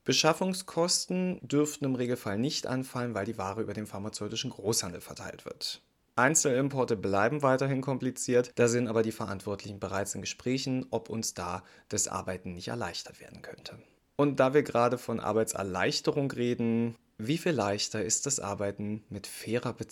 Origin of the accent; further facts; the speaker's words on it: Saxony, Germany; Fehlt nur noch mein Heimatbundesland Sachsen.